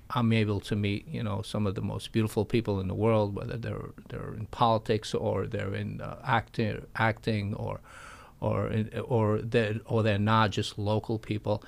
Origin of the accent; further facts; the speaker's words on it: New York, United States; also born or lived in Florida; I am a New Yorker and I love New York